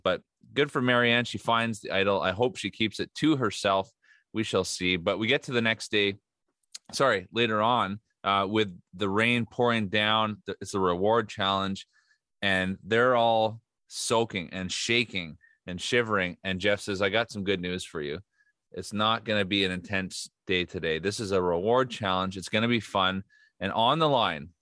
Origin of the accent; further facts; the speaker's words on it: Keswick, Ontario, Canada; I grew up in Keswick, Ontario, a great city here in metropolis north of Toronto, and very small town